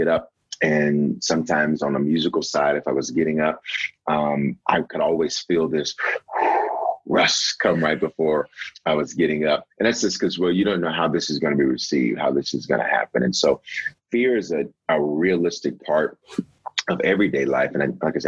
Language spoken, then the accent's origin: English; Memphis, Tennessee, United States; also born or lived in Denver, Colorado; now in Aurora, United States; I was born in Denver, Colorado, and raised in Memphis, Tennessee.